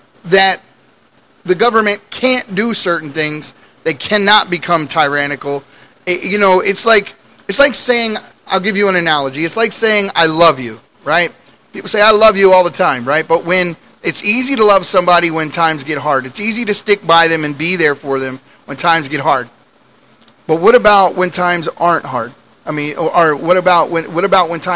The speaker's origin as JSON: {"language": "English", "country": "United States", "said": "As American citizens"}